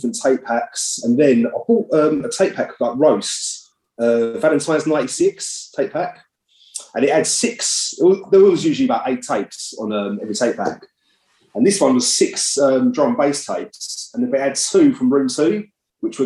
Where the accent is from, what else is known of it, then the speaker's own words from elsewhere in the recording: Essex, East of England, United Kingdom; I'm from Essex